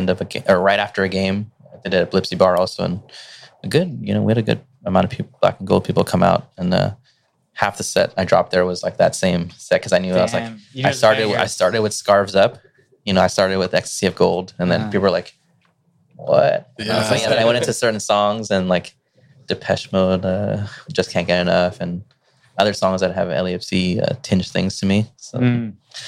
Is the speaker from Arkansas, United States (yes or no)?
no; Gardena, California, United States; also born or lived in Torrance; I grew up in Gardena